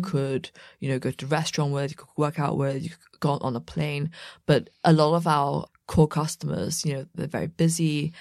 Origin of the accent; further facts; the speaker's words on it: about an hour west of London, South East England, United Kingdom; also born or lived in Beijing, China; I grew up about an hour west of London, mm. but my parents are from Beijing, mm. and hmm. I was born in Beijing